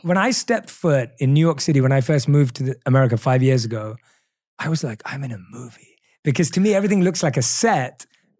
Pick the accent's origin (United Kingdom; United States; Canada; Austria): United Kingdom; accent: British; Yeah, I'm really happy when I get reminded that I still have my British accent.